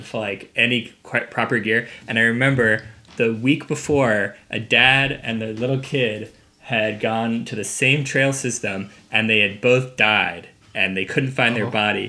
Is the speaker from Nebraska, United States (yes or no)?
yes; Nebraska, United States; moved away; also born or lived in Vancouver; I grew up in Nebraska, and there's no skiing in Nebraska.